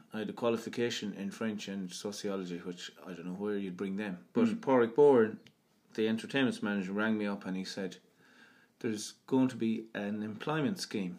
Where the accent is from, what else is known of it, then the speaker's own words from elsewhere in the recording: Tuam, Connacht, Ireland; also born or lived in Galway / Clonbur; I grew up here in this house. My father's father bought it here in Tuam, and I've been living in it most of my life, except for a few years in Galway.